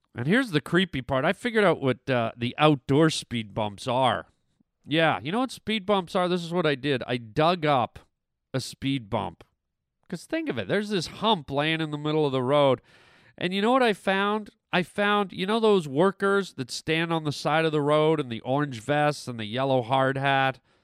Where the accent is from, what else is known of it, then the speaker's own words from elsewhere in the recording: Canada; moved away; also born or lived in Germany; I grew up in Canada